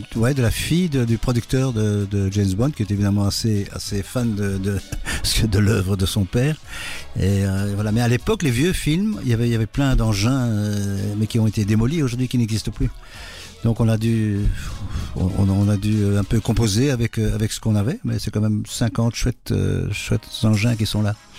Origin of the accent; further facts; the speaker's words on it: Brussels, Brussels-Capital Region, Belgium; Je suis euh, bruxellois